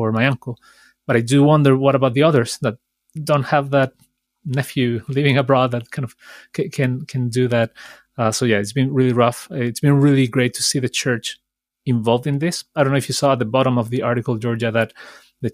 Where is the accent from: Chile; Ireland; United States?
Chile; I am from Chile, and even further so, some of my family was affected by these fires